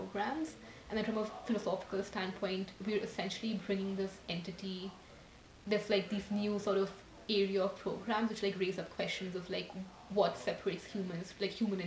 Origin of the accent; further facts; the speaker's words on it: New Delhi, Delhi, India; moved away as an adult; now in United States; I'm from New Delhi, India. I came to America like when I was 18